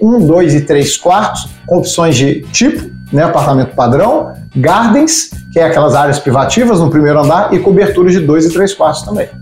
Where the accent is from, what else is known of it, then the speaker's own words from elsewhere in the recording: Minas Gerais, Brazil; accent: mineiro; Eu falo que eu sou mineiro, né? Pelo sotaque, já perceberam.